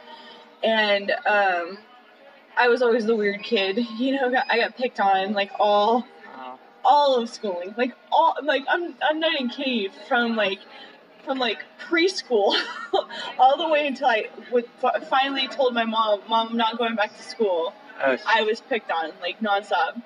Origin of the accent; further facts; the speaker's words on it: Las Vegas, Nevada, United States; moved away as an adult; I grew up in Las Vegas